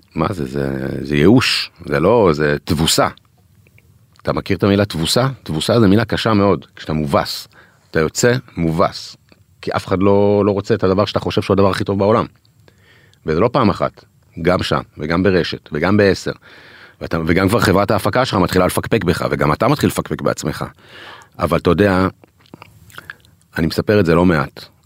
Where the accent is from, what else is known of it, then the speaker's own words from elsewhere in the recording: Israel; אנחנו ישראלים